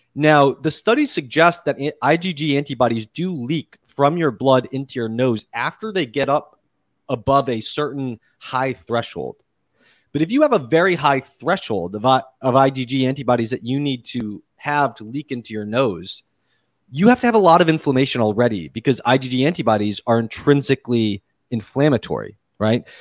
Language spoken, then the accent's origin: English; Massachusetts, United States; now in New York City, United States; I grew up in Massachusetts.